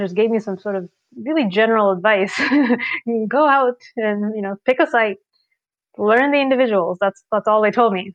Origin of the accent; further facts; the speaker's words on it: Sri Lanka; I grew up in Sri Lanka